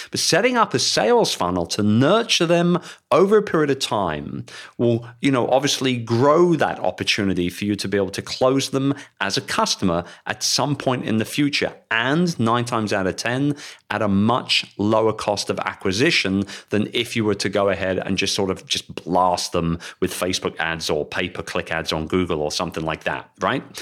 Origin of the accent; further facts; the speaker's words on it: London, United Kingdom; in London. And I would love to welcome you to my hometown